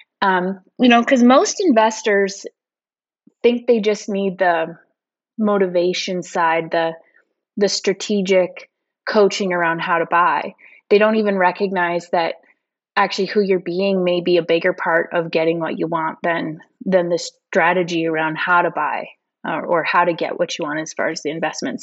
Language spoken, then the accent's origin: English; Northern Alberta, Canada; moved away as an adult; also born or lived in Edmonton; now in Kelowna, Canada; I'm originally from Northern Alberta